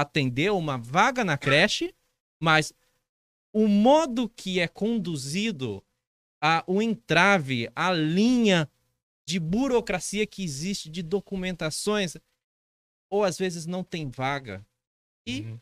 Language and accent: Portuguese; Dracena, São Paulo, Brazil; Sou de Dracena, moro em Dracena, sou servidor público